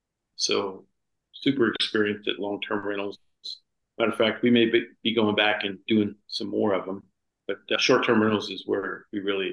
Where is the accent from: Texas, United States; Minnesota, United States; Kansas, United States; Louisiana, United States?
Louisiana, United States; South; moved away; also born or lived in Gulf Shores, Alabama; I grew up in South Louisiana.